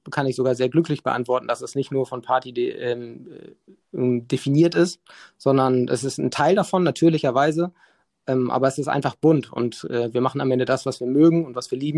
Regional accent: Hamburg, Germany; Bin aufgewachsen in Hamburg, ähm, bin irgendwann nach Mannheim, habe dort studiert an der Popakademie, bin dann zurück

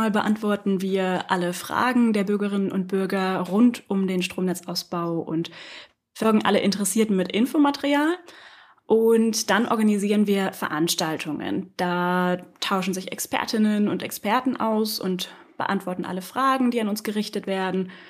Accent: Hesse, Germany; Ich komme aus dem Landkreis Kassel und habe Politik studiert, European Studies, um genau zu sein.

